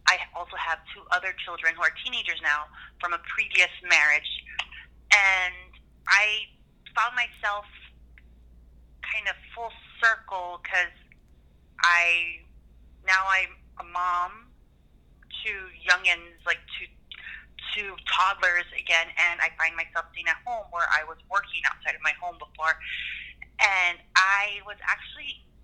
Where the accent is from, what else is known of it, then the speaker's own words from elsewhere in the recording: Waipahu, Hawaii, United States; moved away as an adult; also born or lived in East Coast, United States; I was born and raised in Hawaii. Uh, I grew up in Waipahu. And then I actually moved to the East Coast after I graduated back in 2000.